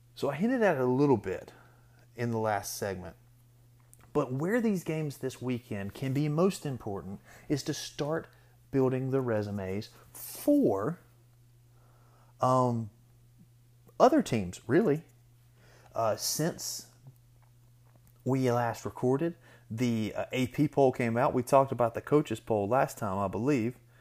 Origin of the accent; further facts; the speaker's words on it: Georgia, United States; I'm from Georgia